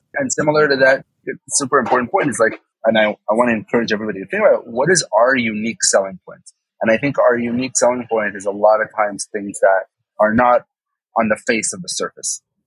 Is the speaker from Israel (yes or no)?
yes; Israel; I didn't pass the actual exam that every Israeli goes through in, in, third grade